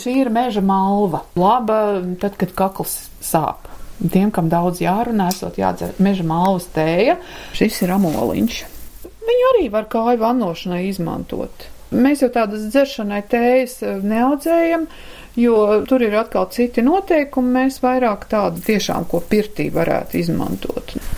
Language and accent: Latvian; Latvia; also born or lived in Ukraine; es esmu dzimis Ukrainā. Un tad mm, tika atpakaļ uz Latviju